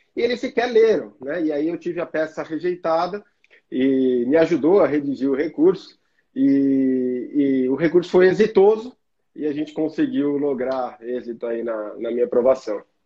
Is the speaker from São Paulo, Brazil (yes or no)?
yes; Guarulhos, São Paulo, Brazil; o meu local de nascimento e criação, que é a cidade de Guarulhos. Né? Eu sou um guarulhense orgulhoso. É, fui nascido e criado